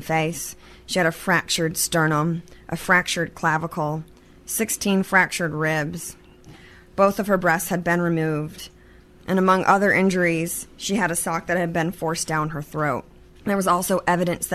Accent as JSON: {"language": "English", "region": "Michigan", "country": "United States", "tie": "born or raised there", "also_born_or_lived": "Alabama / Florida / Chicago", "moved": "as an adult", "lives_now": "Tennessee, United States", "said": "I grew up in Michigan mostly, although I spent some time in Alabama and Florida when I was younger"}